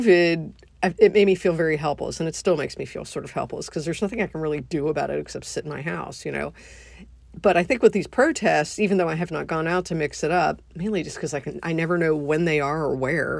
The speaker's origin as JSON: {"language": "English", "country": "United States", "said": "being an American"}